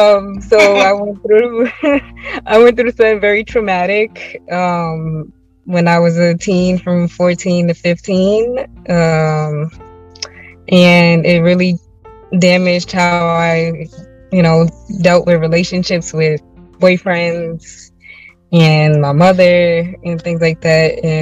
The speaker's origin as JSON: {"language": "English", "town": "New York City", "region": "New York", "country": "United States", "said": "I'm from Brooklyn, New York City."}